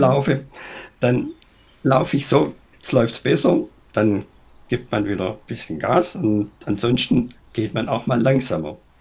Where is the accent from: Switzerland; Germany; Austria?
Germany; bei uns in Deutschland